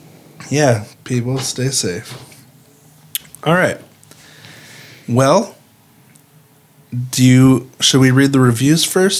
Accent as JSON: {"language": "English", "town": "Bay Shore", "region": "New York", "country": "United States", "tie": "born there", "said": "I was born in Bayshore, New York, a couple years after this happened."}